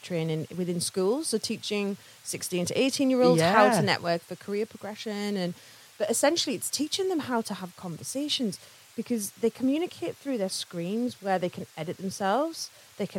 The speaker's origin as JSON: {"language": "English", "town": "Carlisle", "region": "North West England", "country": "United Kingdom", "moved": "as an adult", "lives_now": "North East England, United Kingdom", "said": "So I'm from Carlisle, just outside Carlisle originally"}